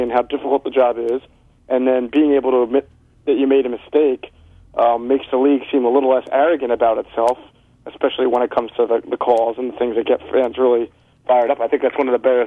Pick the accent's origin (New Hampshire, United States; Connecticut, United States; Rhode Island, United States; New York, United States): Connecticut, United States; moved away; I'm originally from Connecticut, and I was born and raised on UConn basketball